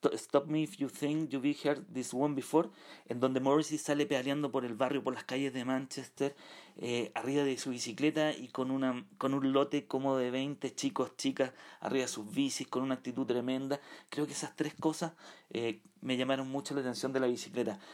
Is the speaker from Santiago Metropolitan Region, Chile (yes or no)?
yes; San Miguel, Santiago Metropolitan Region, Chile; los barrios de San Miguel, estudié en San Miguel, eh, viví, nací en San Miguel